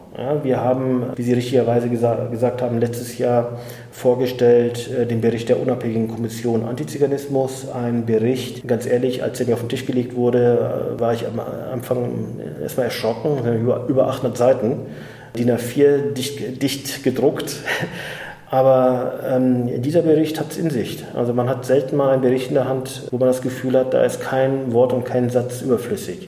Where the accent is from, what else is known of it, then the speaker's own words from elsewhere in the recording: Germany; ich bin in Deutschland geboren als Sohn türkisch, äh, türkischer Gastarbeiter